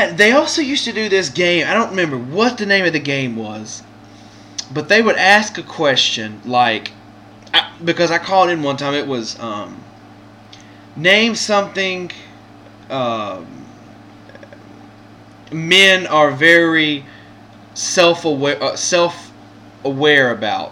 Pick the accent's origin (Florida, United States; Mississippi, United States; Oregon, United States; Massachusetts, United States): Mississippi, United States; I'm from Mississippi